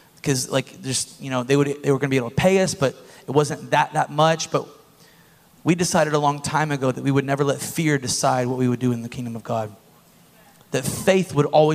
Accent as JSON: {"language": "English", "town": "Bushnell", "region": "Florida", "country": "United States", "moved": "yes", "said": "I am from Bushnell"}